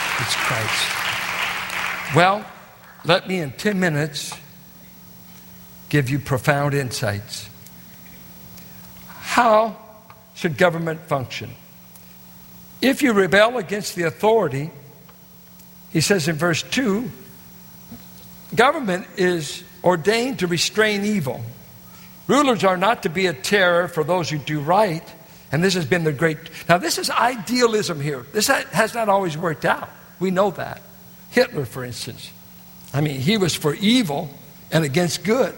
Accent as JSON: {"language": "English", "country": "United States", "tie": "born or raised there"}